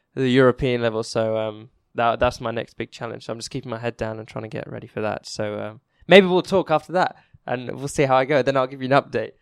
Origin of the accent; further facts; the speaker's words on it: England, United Kingdom; I'm English myself